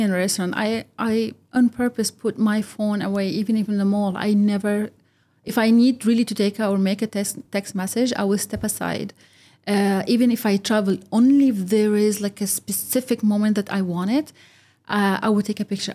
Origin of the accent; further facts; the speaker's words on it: United Arab Emirates; also born or lived in Egypt (ancestry); I'm from Egypt. I was born and brought up here, but I am also not Emirati.